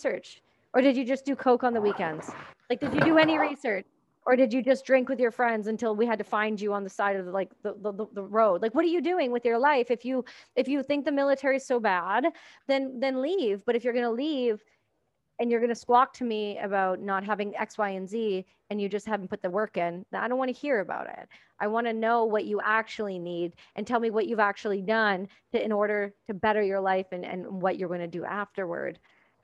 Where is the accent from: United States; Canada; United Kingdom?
Canada; I'm Canadian